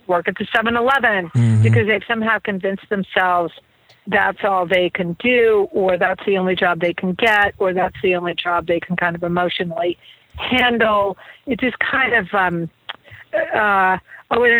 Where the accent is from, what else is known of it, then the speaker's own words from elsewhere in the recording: New England, United States; I grew up in New England, by the way, and so super Puritan